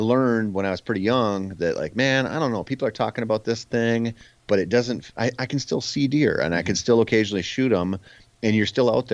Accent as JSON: {"language": "English", "region": "Minnesota", "country": "United States", "tie": "born or raised there", "said": "I grew up in Minnesota"}